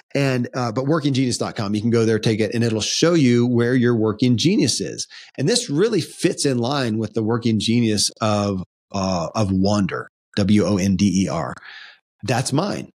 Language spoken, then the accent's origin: English; Kentucky, United States; born or raised there